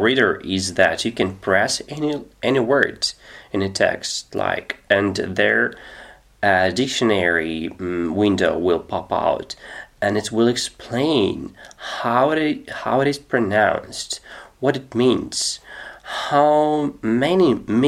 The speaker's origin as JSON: {"language": "English", "country": "Russia", "second_language": "English", "said": "I'm 36 years old, I'm from Russia"}